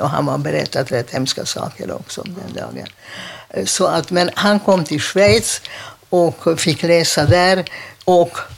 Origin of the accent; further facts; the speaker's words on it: Budapest, Hungary; Swedish is a second language; now in Sweden; jag är född i Budapest.